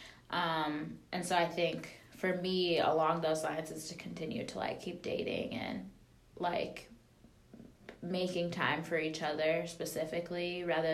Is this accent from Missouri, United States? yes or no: no; Wisconsin, United States; we're like from Wisconsin